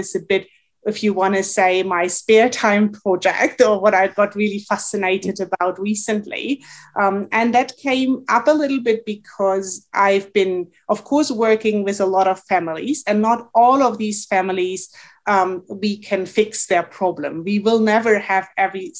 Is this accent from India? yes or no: no; Germany; moved away as an adult; also born or lived in Montreal, Canada; now in Alberta, Canada; went back to Germany, which is my home country